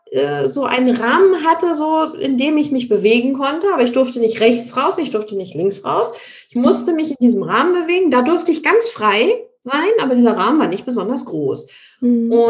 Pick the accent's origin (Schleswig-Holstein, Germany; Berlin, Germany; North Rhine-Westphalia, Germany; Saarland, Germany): Schleswig-Holstein, Germany; Ratzeburg; now in Munich, Germany; Ich komme ja eigentlich aus Norddeutschland, aus Ratzeburg. Das ist in der Nähe von Lübeck und bin dann nach München gezogen.